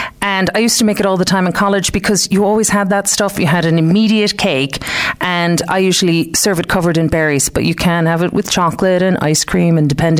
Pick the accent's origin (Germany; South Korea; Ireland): Ireland; Clare, Munster; moved away as an adult; also born or lived in Detroit, United States; now in West Limerick, Ireland; I was born in Detroit, but I grew up in Clare, out the back of the airport. So I'm really from Clare, up the banner